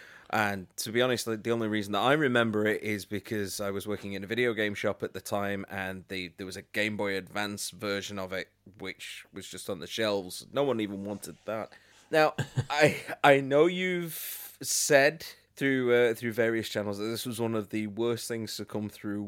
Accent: United Kingdom; we are British

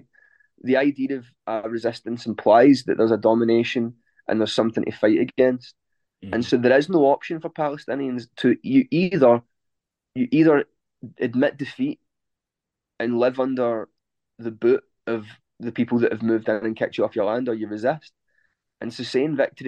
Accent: Scotland, United Kingdom; I'm Scottish

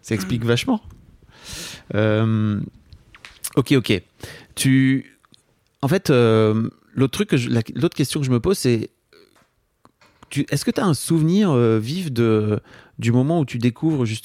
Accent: Hauts-de-France, France; Non, mais je viens du nord de la France, donc je comprends.

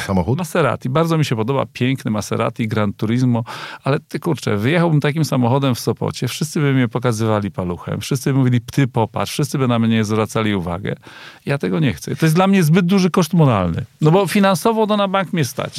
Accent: Kościerzyna, Pomeranian Voivodeship, Poland; ja pochodzę z mojej miejscowości, Kościerzyna, 25 tysięcy

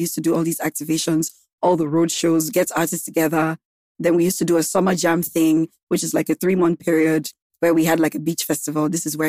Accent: Gambia; moved away as an adult; now in Lagos, Nigeria; I grew up in Gambia. I lived in Gambia for like 15 years.

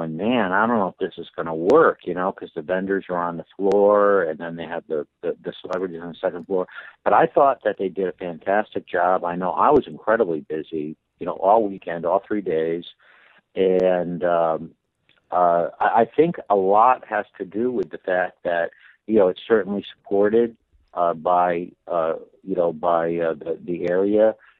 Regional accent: Winsted, Connecticut, United States; I was born in Connecticut, and in the hillbilly side of Connecticut, you know, the poor side of town.

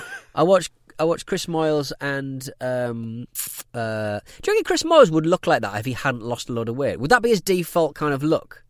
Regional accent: United Kingdom; I'm British

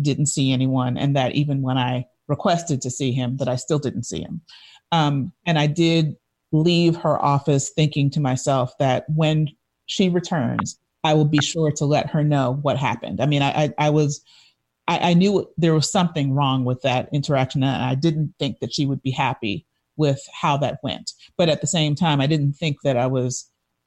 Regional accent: New York City, New York, United States; my entire life of growing up in New York City

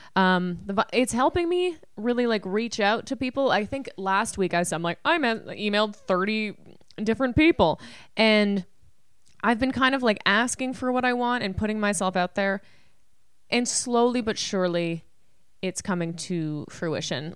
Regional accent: Canada; I'm Canadian

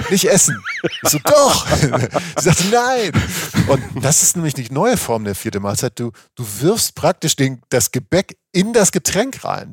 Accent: Schleswig-Holstein, Germany; ich komme aus der Gegend, wo es einfach keinen Berg gibt, Schleswig-Holstein.

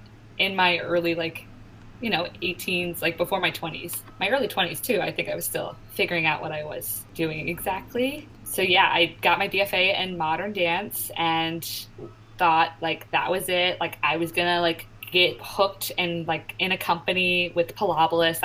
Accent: Richmond, Virginia, United States; moved away as an adult; also born or lived in New York City; 15 minutes away from my house, from my hometown

